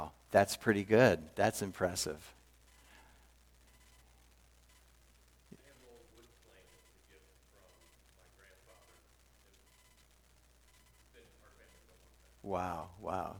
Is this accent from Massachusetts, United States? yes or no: no; Wilmington, Delaware, United States; moved away as an adult; also born or lived in Texas / St. Louis; I was born in Texas, but very early in life moved out east, and I was raised in Wilmington, Delaware, through all my grade school and high school years